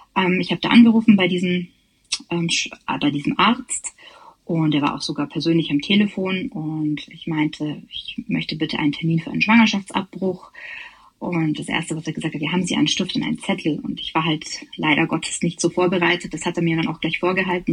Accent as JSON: {"language": "German", "region": "Bavaria", "country": "Germany", "said": "ich komme auch aus Bayern"}